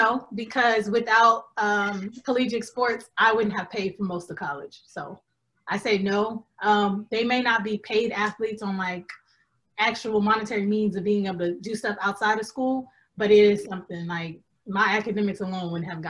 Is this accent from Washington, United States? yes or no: no; California, United States; I'm from California.